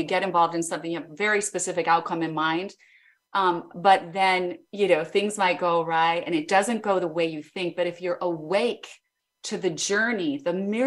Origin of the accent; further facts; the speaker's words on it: Idaho Falls, Idaho, United States; I grew up in Idaho, Idaho Falls, Idaho